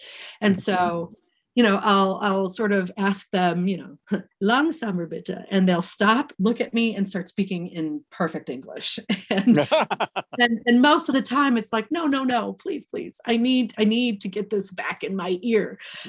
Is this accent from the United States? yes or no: yes; Wisconsin, United States; growing up in Wisconsin, I love to call it just north of Milwaukee, Little Germany.